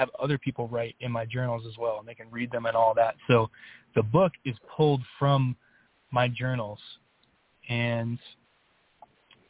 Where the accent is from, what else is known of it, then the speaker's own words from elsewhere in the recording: St. Petersburg, Florida, United States; moved away as an adult; also born or lived in Miami, Florida; now in Colorado, United States; I was born around Miami, Florida, and I grew up in St. Petersburg, Florida, Tampa Bay area. I spent the first 22, 23 years of my life over there